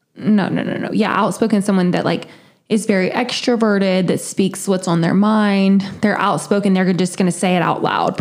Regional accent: South Carolina, United States; I'm from the South. I'm from South Carolina, and I'm a Clemson fan

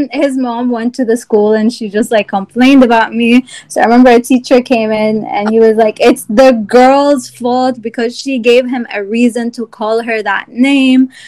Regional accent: Egypt; also born or lived in Virginia; now in United States; I had to also like overcome some sort of xenophobia because I came from Egypt as well, and I had you know southern teachers.

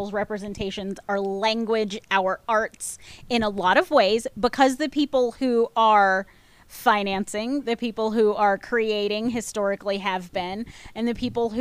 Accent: North Georgia, United States; now in Austin, United States; I grew up in North Georgia.

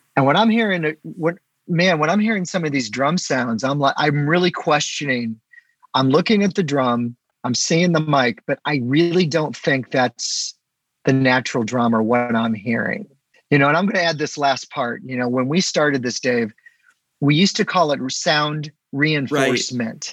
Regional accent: St. Louis, Missouri, United States; I'm kind of back in my hometown area, so St. Louis

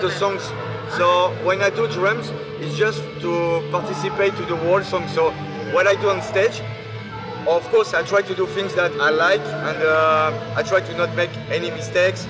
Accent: France; we are from France

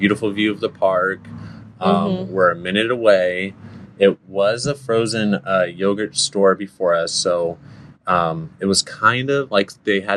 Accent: San Dimas, California, United States; also born or lived in Upland; I grew up on Walnut in San Dimas

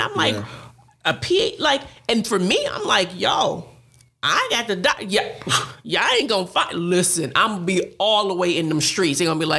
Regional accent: Buffalo, New York, United States; we're both from Buffalo, New York

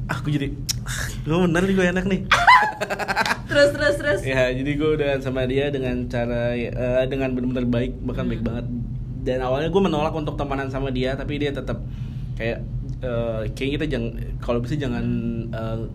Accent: Jakarta, Indonesia; Betawi, bokap gue hmm. Padang, nyokap gue Jawa.

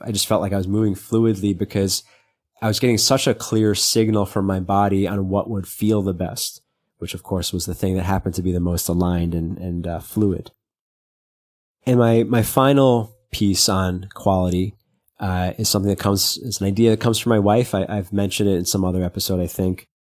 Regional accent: New York City, New York, United States; when you're growing up in Brooklyn.

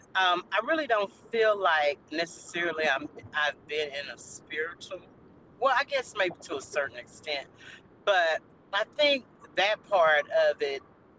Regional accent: Houston, Texas, United States; I'm from the Houston area

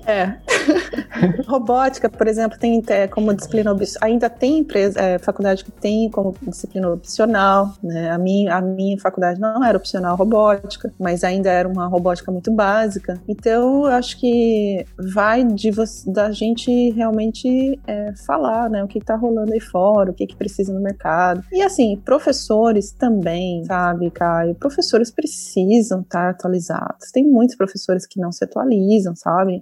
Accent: Brazil; moved away as an adult; quando eu saí do Brasil

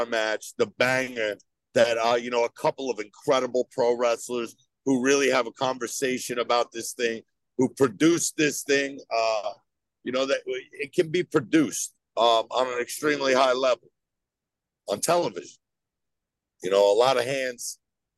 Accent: New Jersey, United States; I'm from New Jersey

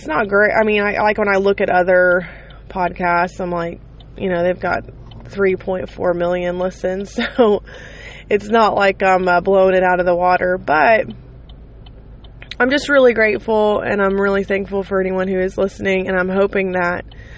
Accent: United States; I love my country, and I love being an American

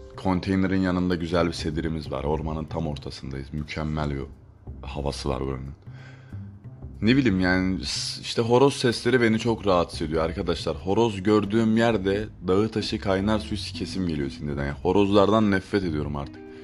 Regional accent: Adana, Turkey; Ben Adanalıyım

